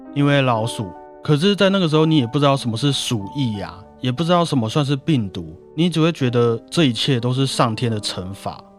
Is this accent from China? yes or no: no; Taiwan; 我们台湾人的默契